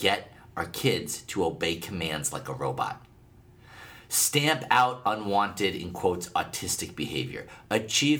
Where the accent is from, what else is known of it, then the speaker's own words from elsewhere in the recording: Massachusetts, United States; moved away; also born or lived in Southern California / Pacific Northwest; my home state of Massachusetts